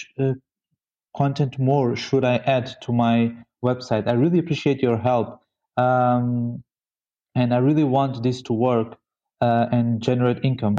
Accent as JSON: {"language": "English", "country": "Mozambique", "said": "I am from Mozambique."}